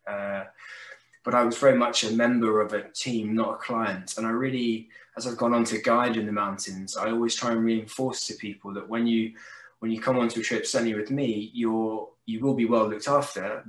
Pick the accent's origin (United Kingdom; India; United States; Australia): United Kingdom; south of England; I was an only child brought up in a, a, kind of little village in the south of England